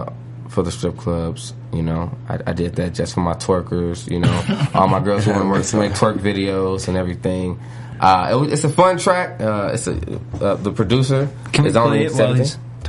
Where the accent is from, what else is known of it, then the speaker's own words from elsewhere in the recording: Midwest, United States; because we're from both from the Midwest, you know, it's going to sound totally different when we deliver it.